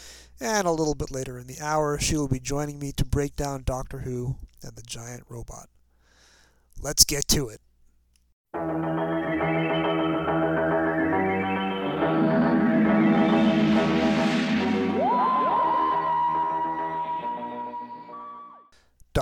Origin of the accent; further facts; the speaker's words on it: New York City suburbs, United States; growing up in the New York City suburbs